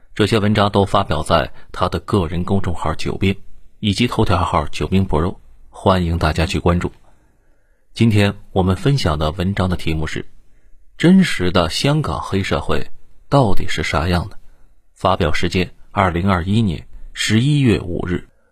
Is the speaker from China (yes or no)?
yes; China; 作为内地人